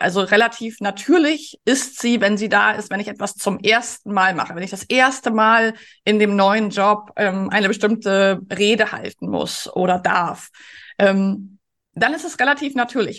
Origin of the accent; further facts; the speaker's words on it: Germany; als Menschen in Mitteleuropa, als Deutsche